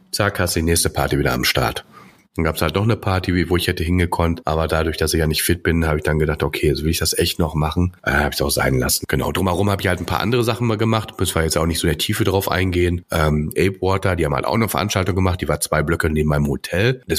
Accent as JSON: {"language": "German", "country": "Austria", "said": "Ja, ich bin aus Österreich."}